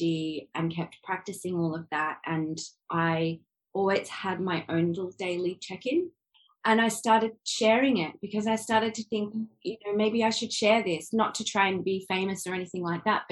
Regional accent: Adelaide, South Australia, Australia; moved away as an adult; also born or lived in London, United Kingdom; now in Sydney, Australia; I was born in Adelaide, we've lived in a couple of states. I live in Sydney now.

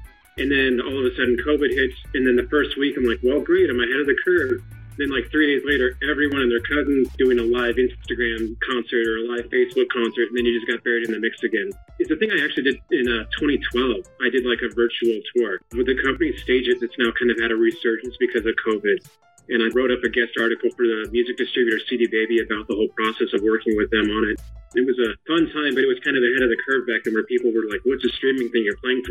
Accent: California, United States; Mostly good experience. Just a typical growing up.

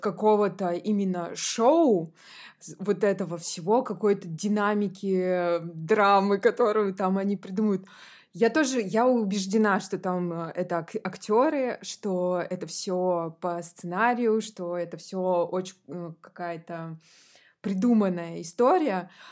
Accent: Podporozhye, Leningrad Oblast, Russia; now in Saint Petersburg, Russia; я выросла в Ленинградской области

